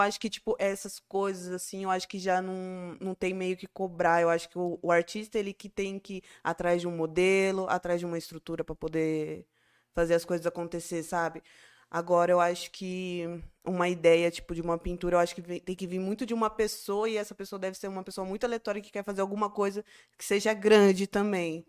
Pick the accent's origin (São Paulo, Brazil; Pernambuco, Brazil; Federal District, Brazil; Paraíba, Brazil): São Paulo, Brazil; Barueri; now in Campo Limpo Paulista, Brazil; depois que eu saí de Barueri, que eu cresci